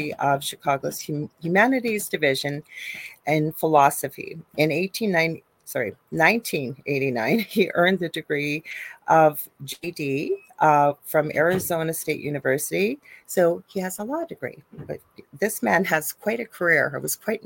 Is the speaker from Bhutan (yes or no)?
no; Canada; I am a Canadian spiritual medium